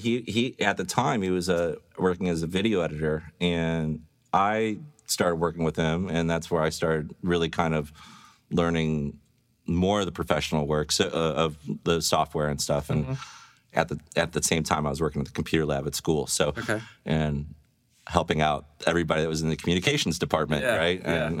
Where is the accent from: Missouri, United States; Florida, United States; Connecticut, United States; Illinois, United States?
Missouri, United States; St. Louis; Overland. I grew up in Overland.